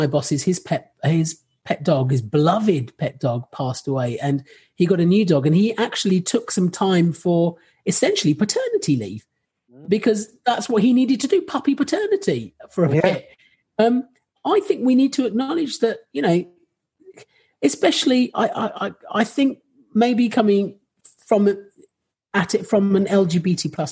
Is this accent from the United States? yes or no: no; Rochester, South East England, United Kingdom; I grew up in Rochester